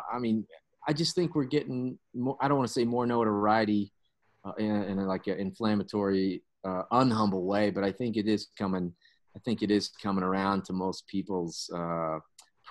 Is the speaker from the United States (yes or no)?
yes; western Oklahoma, United States; I was raised up in the western part of the state, west of Oklahoma City